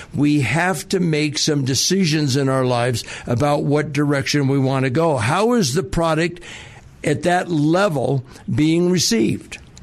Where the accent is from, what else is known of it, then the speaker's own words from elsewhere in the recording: Southern California, United States; now in Denver, United States; growing up in Southern California